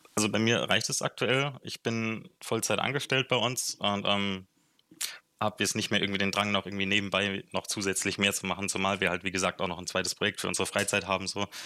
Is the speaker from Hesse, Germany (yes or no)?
yes; Frankfurt, Hesse, Germany; moved away as an adult; also born or lived in Marburg; now in Bayreuth, Germany; ich komme ursprünglich aus Frankfurt, da bin ich geboren